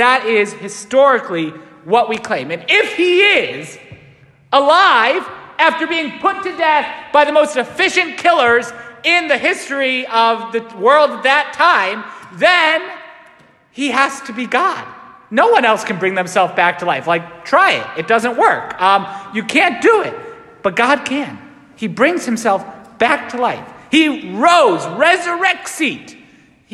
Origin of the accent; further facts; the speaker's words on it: Waterbury, Connecticut, United States; I am from Waterbury